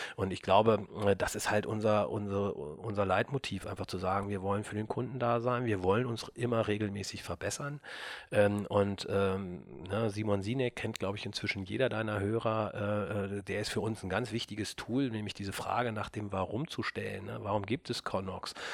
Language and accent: German; Burgdorf, Lower Saxony, Germany; also wir kommen aus Burgdorf, Christian und ich. da sind wir aufgewachsen